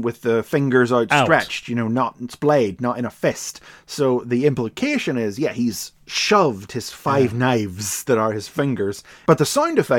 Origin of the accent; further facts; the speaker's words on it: Ireland; I'm from Ireland